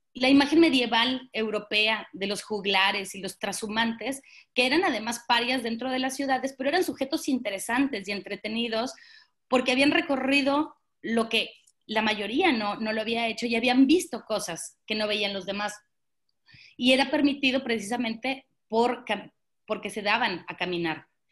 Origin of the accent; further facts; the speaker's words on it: Monterrey, Nuevo León, Mexico; yo soy de Monterrey y ahora vivo en, Monterrey